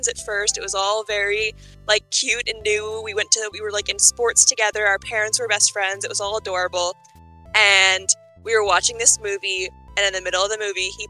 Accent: Vancouver, British Columbia, Canada; I'm from Vancouver

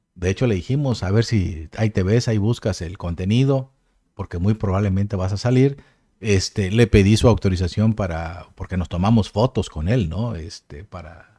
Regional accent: Mexico; somos de México

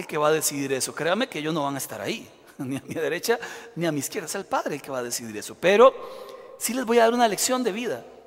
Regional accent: Costa Rica; Yo, que soy bien tico

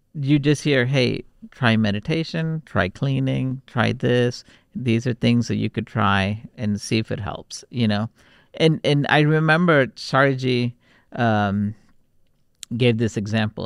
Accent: Houston, Texas, United States; also born or lived in Warangal, Telangana, India; we grew up in Texas, in Houston, it was a very multicultural city

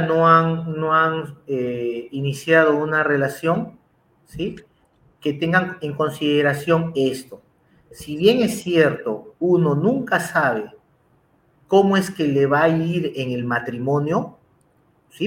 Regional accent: Peru; yo en Perú

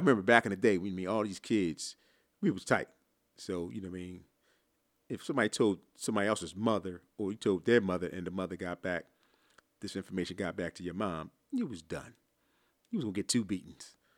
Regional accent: Philadelphia, Pennsylvania, United States; I grew up in Philly

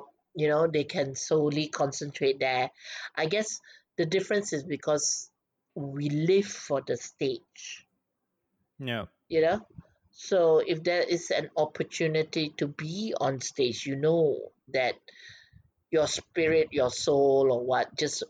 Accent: Malaysia; Malaysia is home, so it's my people

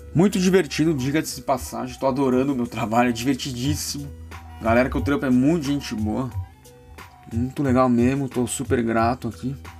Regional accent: São Paulo, Brazil; sou de São Paulo

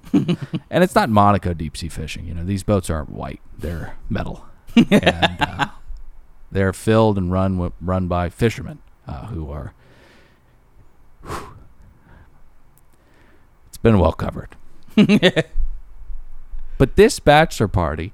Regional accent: Los Angeles, California, United States; we're from Los Angeles

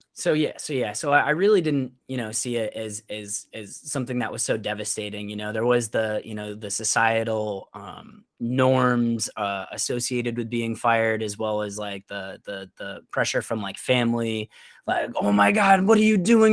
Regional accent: Syracuse, New York, United States; moved away as an adult; also born or lived in Teaneck, New Jersey; now in Florida, United States; I'm originally from Syracuse, New York

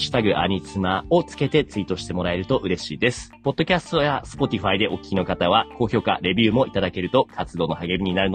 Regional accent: Saitama, Japan; 例えば僕の、あの、地元の埼玉県にあるイチローズモルトっていうね。

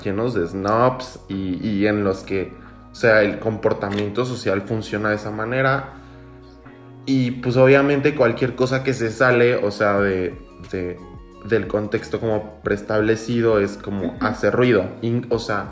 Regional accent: Villahermosa, Tabasco, Mexico; soy de Villahermosa, soy, soy tabasqueño

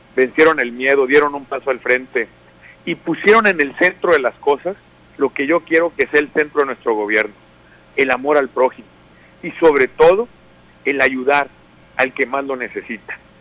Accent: Sinaloa, Mexico; lo que somos los sinaloenses, que somos gente de campo

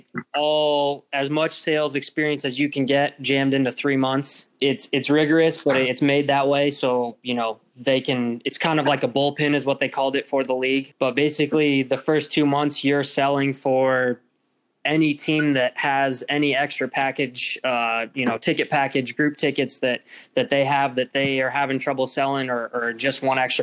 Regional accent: Omaha, Nebraska, United States; moved away as an adult; also born or lived in San Jose, California; my hometown area

